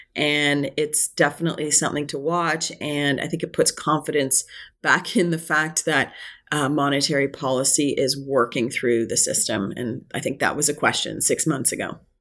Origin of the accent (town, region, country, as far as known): Canada